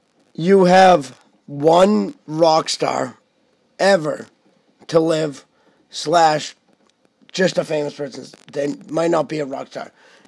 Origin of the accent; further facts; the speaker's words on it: United States; I'm 12 years old. I don't know what's going on in the world. Yeah. Chill the fuck out, please. Everyone, just thank God and praise that we're from America